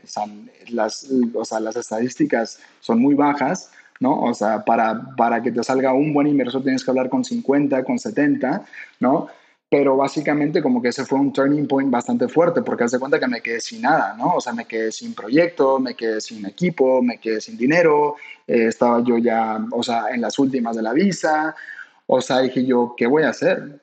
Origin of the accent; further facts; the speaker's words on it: Mexico; como buenos mexicanos